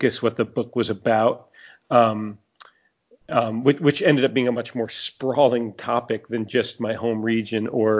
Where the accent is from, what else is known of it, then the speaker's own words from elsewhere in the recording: New Orleans, Louisiana, United States; my hometown of New Orleans